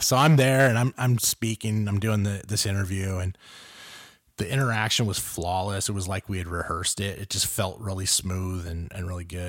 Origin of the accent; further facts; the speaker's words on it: Los Angeles, California, United States; I grew up in South Central L